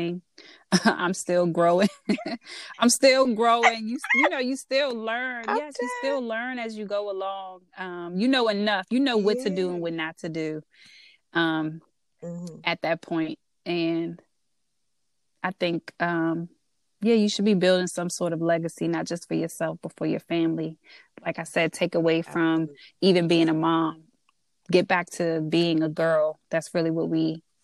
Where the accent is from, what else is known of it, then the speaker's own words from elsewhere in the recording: DMV, United States; accent: DMV; my DMV accent, which I get all the time